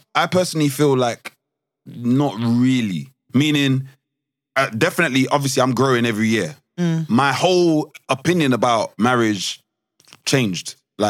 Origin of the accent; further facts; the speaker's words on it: Nigeria; Because I'm Nigerian, my head is always, I just know.